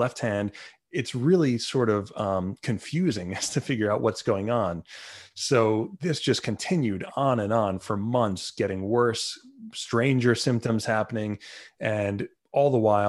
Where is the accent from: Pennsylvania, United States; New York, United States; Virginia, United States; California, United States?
New York, United States; Long Island; I'm from Long Island, New York, where Lyme disease is sort of a common problem.